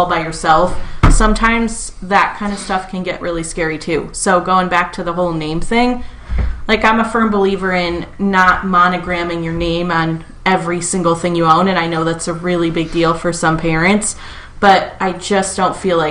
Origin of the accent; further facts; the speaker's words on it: Midwest, United States; moved away as an adult; also born or lived in East Coast; I'm from the Midwest, not used to that kind of thing.